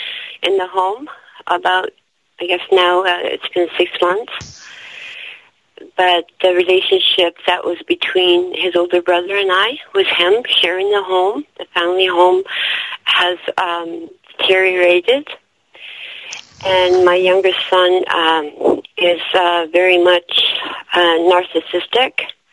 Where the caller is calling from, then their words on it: Toronto, Ontario, Canada; I'm calling from Toronto, Canada.